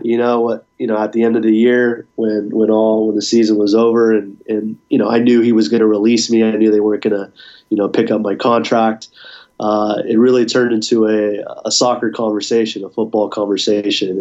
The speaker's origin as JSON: {"language": "English", "region": "Southern California", "country": "United States", "tie": "born or raised there", "said": "I grew up in Southern California"}